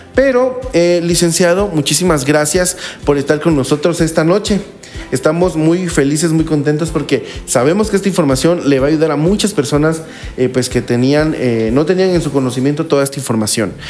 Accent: Guatemala; como guatemaltecos

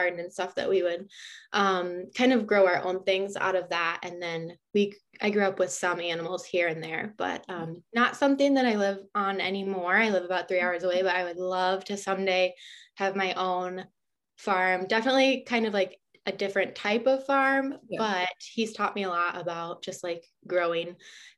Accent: Michigan, United States; I've grown up in Michigan. I grew up on a farm and I've kind of just been here my whole life

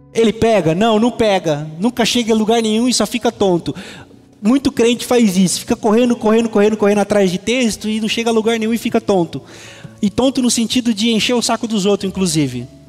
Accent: Presidente Venceslau, São Paulo, Brazil; moved away; lá na minha cidade, Presidente Venceslau

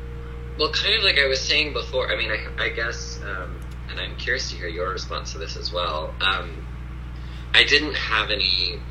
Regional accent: the South, United States; And, you know, I mentioned I grew up in the South, and I'm sure it's semi-universal, but also probably, you know, totally cultural.

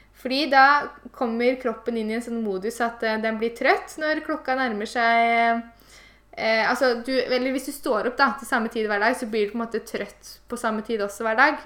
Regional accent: Eastern Norway, Norway; moved away; når jeg var hjemme på Østlandet

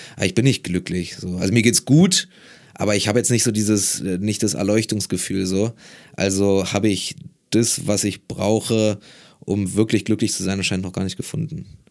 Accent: Berlin, Germany; also born or lived in Marburg; in Berlin als Berliner

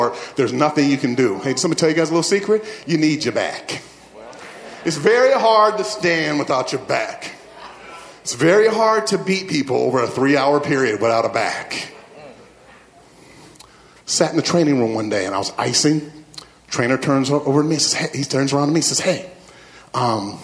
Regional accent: Midwest, United States; I grew up in the Midwest, and my family, we played sports.

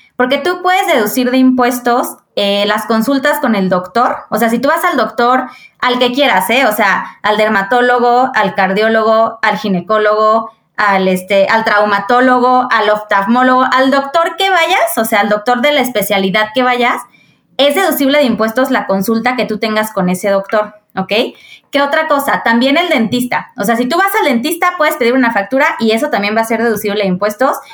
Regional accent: Querétaro, Mexico; soy de Querétaro, tengo 32 años

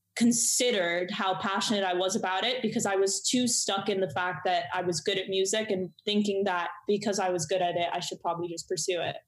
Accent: Miami, Florida, United States; I grew up in Miami.

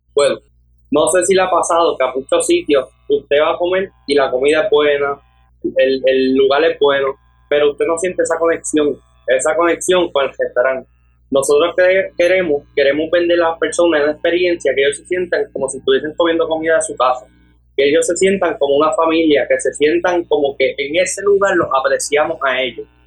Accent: Aguadilla, Puerto Rico; Actualmente tengo 18 años de edad y soy de Aguadilla

